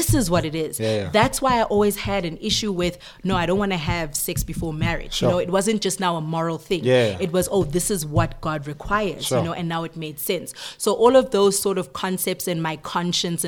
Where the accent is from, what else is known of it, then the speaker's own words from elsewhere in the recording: Johannesburg and Pretoria, Gauteng, South Africa; also born or lived in Zambia / Australia; I've grown up between Johannesburg and Pretoria